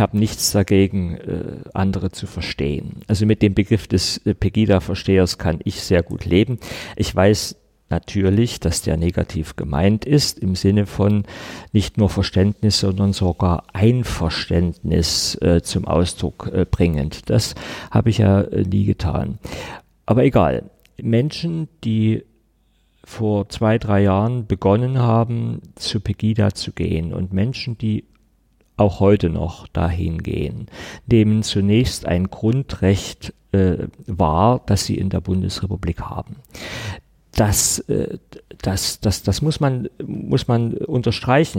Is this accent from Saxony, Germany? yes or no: yes; Saxony, Germany; ich bin Sachse, ich bin hier geboren, ich habe fast die ganze Zeit meines Lebens hier gelebt